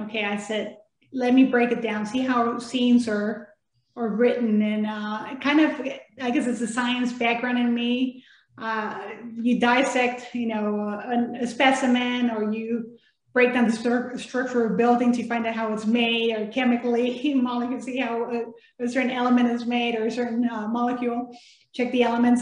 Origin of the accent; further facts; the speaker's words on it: Texas, United States; first language Spanish; English is a second language; moved away as an adult; also born or lived in Mexico / Biloxi, Mississippi; I was born in Mexico, of course, and moved to Texas